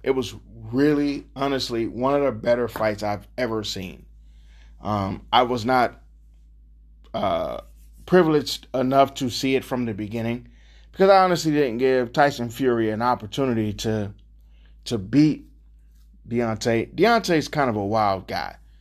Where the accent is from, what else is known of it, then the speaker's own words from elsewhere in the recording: Cleveland, Ohio, United States; I'm born and raised in Cleveland